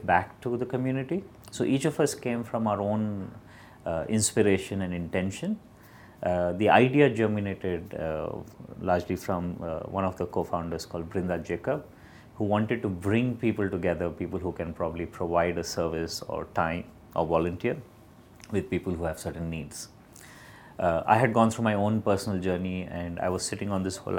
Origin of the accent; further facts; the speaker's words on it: Bangalore, Karnataka, India; Born and brought up in Bangalore